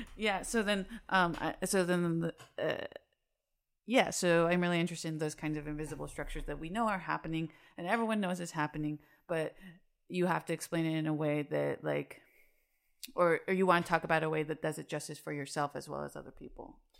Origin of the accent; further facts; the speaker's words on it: Salt Lake City, Utah, United States; moved away as an adult; now in Chicago, United States; I'm from Salt Lake City, Utah. Um, and I lived there for twenty-eight years.